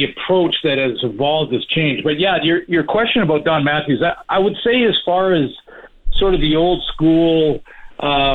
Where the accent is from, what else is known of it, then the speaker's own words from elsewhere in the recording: Canada; I'm Canadian